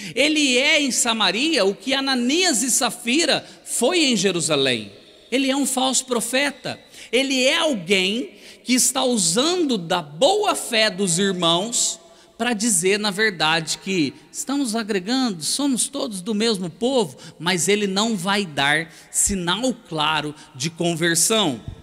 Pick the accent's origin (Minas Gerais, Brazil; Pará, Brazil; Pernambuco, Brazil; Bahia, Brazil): Minas Gerais, Brazil; Itajubá; moved away as an adult; now in São Paulo, Brazil; eu sou mineiro do sul de Minas, Itajubá. Então, eu sou um mineiro que já vive em São Paulo há uns 20 e poucos anos